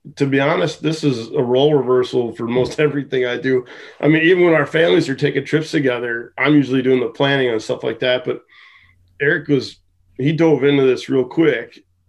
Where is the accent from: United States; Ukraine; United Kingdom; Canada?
United States; Michigan; now in New England, United States; growing up in Michigan.